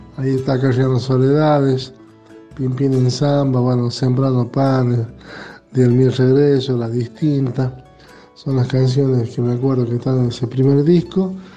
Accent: La Rioja, Argentina; como riojanos tenemos la chaya en nuestro ser

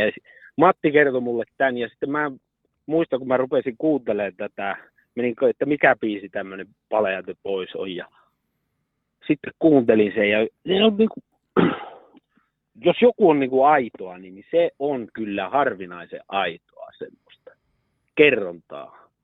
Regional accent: Karstula, Central Finland, Finland; mä olen Karstulasta kotoisin

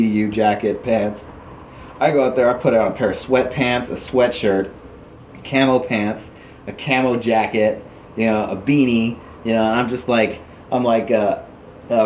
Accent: California, United States; I was from California

